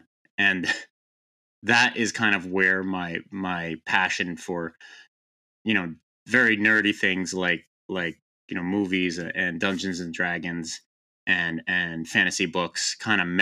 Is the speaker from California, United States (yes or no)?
no; Boston, Massachusetts, United States; I grew up in the Boston area in the U.S.